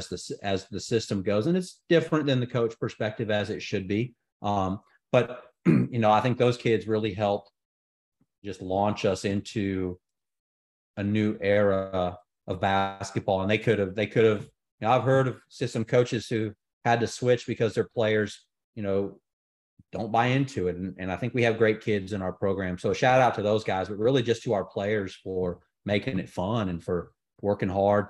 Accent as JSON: {"language": "English", "town": "Houston", "region": "Texas", "country": "United States", "moved": "yes", "lives_now": "Birmingham, United States", "said": "I'm from Houston"}